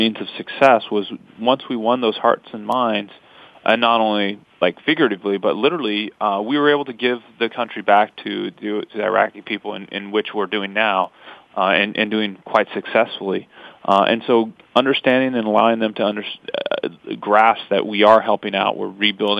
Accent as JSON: {"language": "English", "town": "Pasco", "region": "Washington", "country": "United States", "tie": "born or raised there", "said": "We're from Pasco, Washington. She was born and raised, and I moved there at the end of my fifth grade year"}